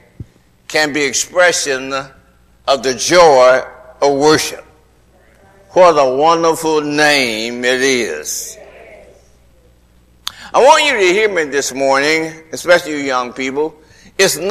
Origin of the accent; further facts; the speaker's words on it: Atlanta, Georgia, United States; When I was a little boy growing up in Atlanta